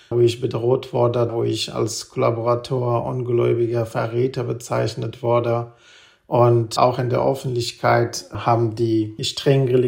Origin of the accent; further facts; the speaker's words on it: Kabul, Afghanistan; ich komme ursprünglich aus Kabul und meine Tätigkeit bei der Bundeswehr war im Norden.